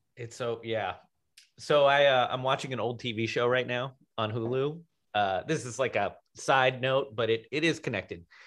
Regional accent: Washington, District of Columbia, United States; being from Washington, D C, which is like primarily a black city when I was growing up there

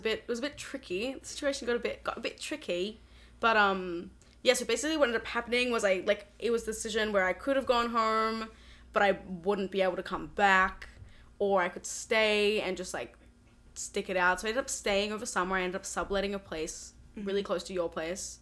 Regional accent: Australia; moved away as an adult; now in Boston, United States; I am 20 years old. I'm from Australia, but I'm studying at Berklee College of Music

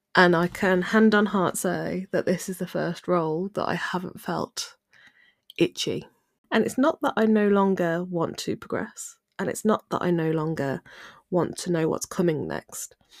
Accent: Midlands, United Kingdom; I'm from the Midlands

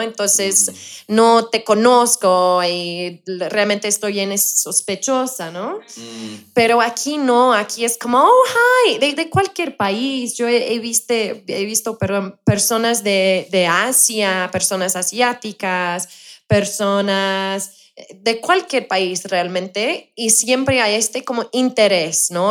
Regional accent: United Kingdom; Spanish is a second language; also born or lived in Colombia; now in Mexico; soy británica

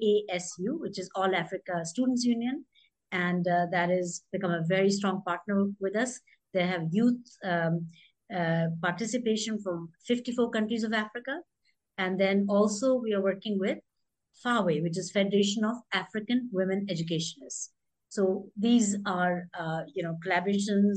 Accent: India; moved away as an adult; also born or lived in United Kingdom / Washington, D.C., United States; I grew up in India. Then I spent 26 years overseas.

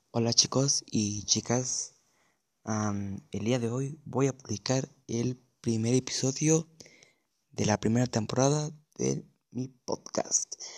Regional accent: Mexico City, Mexico; soy de la Ciudad de México

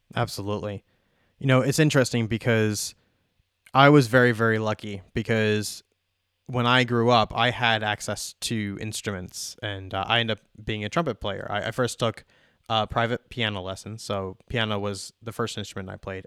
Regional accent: Long Island, New York, United States; now in Phoenix, United States; I was born and raised on Long Island, so same thing. I was a, you know, a East Coaster.

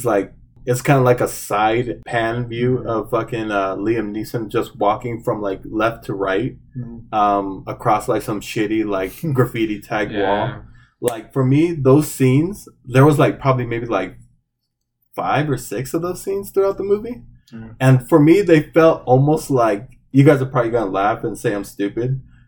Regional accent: Phoenix, Arizona, United States; I grew up in around the Phoenix area, South Phoenix

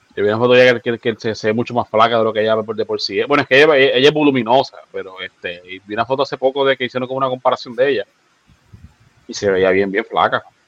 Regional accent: San Juan, Puerto Rico; yo me crié en Santurce, en Barrio Obrero

